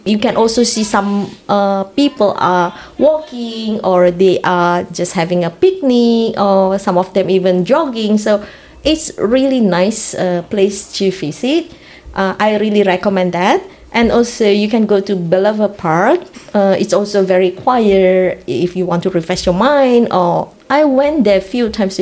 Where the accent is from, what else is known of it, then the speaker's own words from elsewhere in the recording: Indonesia; moved away as an adult; now in Sault Ste. Marie, Canada; I'm coming from Indonesia.